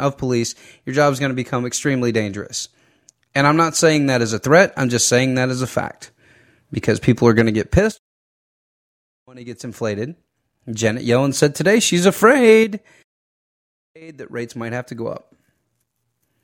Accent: Fayette County, Georgia, United States; here in my hometown

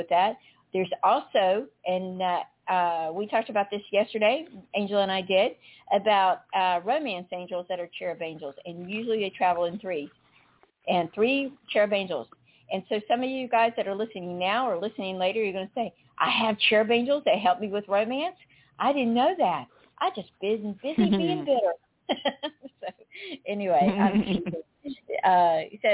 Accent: North Carolina, United States; now in South Florida, United States; I grew up in North Carolina

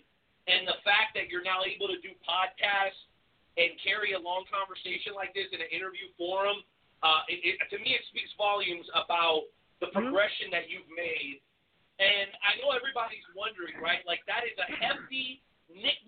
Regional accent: South Florida, United States; I grew up in South Florida

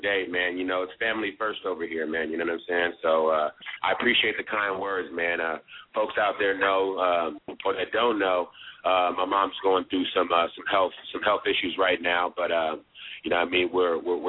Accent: the Bay Area, California, United States; also born or lived in San Diego; growing up in the Bay

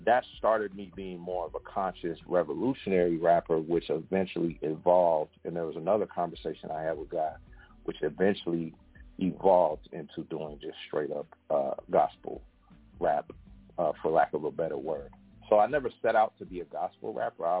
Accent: West Coast, United States; I'm from the West Coast

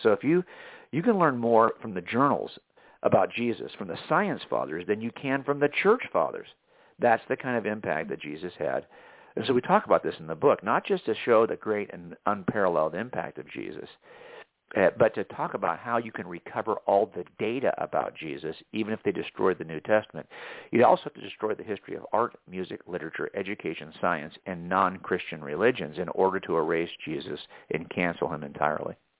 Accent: Southern California, United States; I was raised in in Southern California

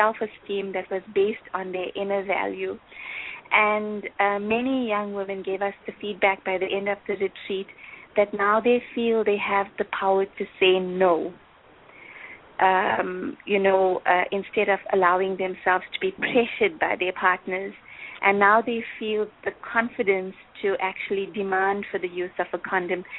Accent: South Africa; I'm from South Africa, as you know, and my profile in South Africa within the Brahma Kumaris is that I'm the national coordinator of youth activities

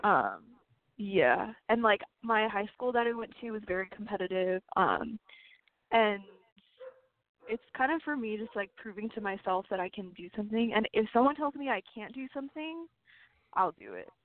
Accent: Arizona, United States; also born or lived in California; I was born in California, but I moved to Arizona in third grade

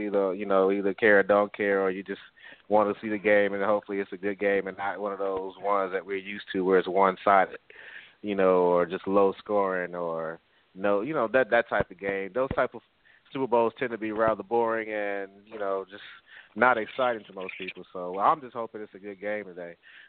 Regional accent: Chicago, Illinois, United States; now in Los Angeles, United States; I may live in L.A. However, I am a Chicago Bears fan. I'm from Chicago. That's my hometown.

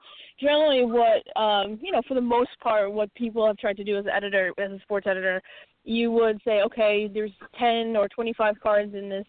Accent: New York, United States; I'm from New York. I grew up 15 minutes from Yankee Stadium

